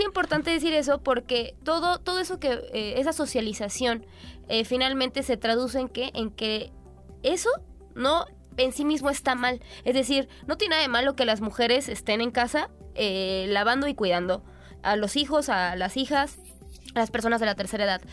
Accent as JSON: {"language": "Spanish", "country": "Mexico", "said": "nosotras como mexicanas"}